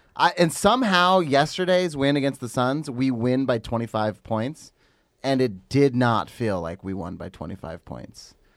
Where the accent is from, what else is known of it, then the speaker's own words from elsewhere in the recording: Los Angeles area, California, United States; I'm not from Los Angeles proper